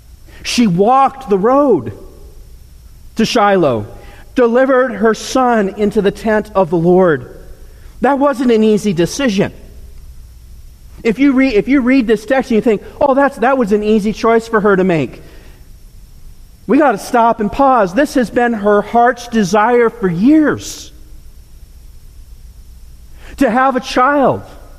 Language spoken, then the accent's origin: English; Nairobi, Kenya; I grew up in Nairobi, across the street from the Olympic-styled sporting complex.